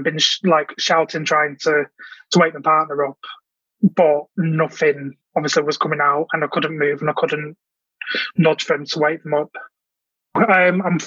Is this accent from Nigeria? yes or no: no; Manchester, North West England, United Kingdom; I'm from Manchester in the UK